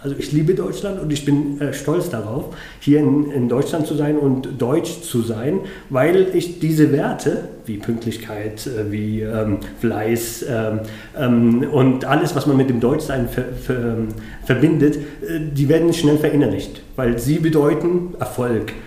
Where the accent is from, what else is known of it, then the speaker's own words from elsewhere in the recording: Yemen; now in Munich, Germany; zum Jemen, ähm, meinem Herkunftsland, meinem Geburtsland